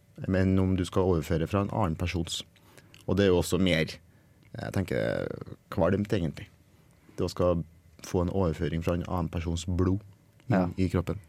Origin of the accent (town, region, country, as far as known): Norway